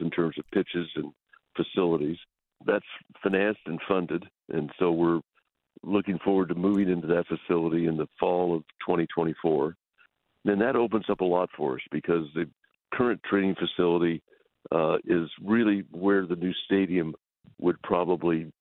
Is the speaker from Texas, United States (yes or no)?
yes; West Texas, United States; I grew up primarily in West Texas, so we're pretty common people